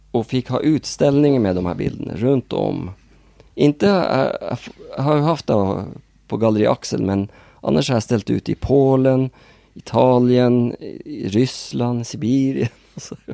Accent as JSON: {"language": "Swedish", "region": "Northern Norway", "country": "Norway", "tie": "born or raised there", "accent": "Norwegian", "second_language": "Swedish", "moved": "yes", "lives_now": "Sweden"}